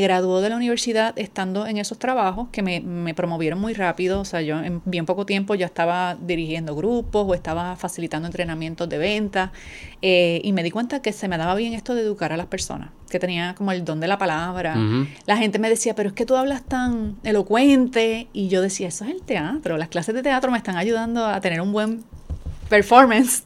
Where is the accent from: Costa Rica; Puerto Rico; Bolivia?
Puerto Rico; Adjuntas; moved away as an adult; now in San Juan, Puerto Rico; soy puertorriqueña, natural del pueblo de Adjuntas, llevo más de 20 años viviendo en San Juan